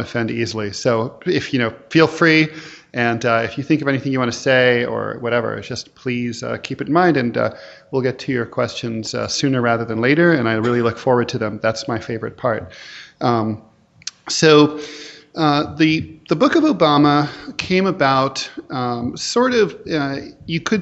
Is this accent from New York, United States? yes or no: yes; New York, United States; I'm from New York, and we have a beautiful library there